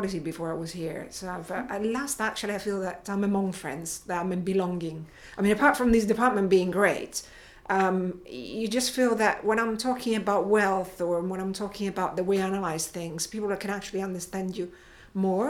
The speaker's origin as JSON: {"language": "English", "town": "Rome", "region": "Lazio", "country": "Italy", "tie": "born or raised there", "also_born_or_lived": "England", "moved": "as an adult", "said": "I grew up in Rome"}